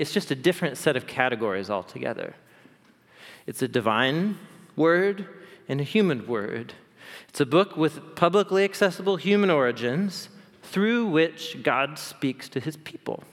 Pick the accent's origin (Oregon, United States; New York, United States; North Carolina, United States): Oregon, United States; Portland; I grew up here in Portland